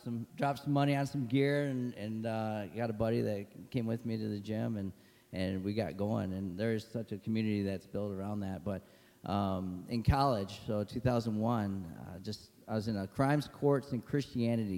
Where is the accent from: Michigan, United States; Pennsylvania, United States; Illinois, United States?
Michigan, United States; Holly; I grew up in Holly, not Holland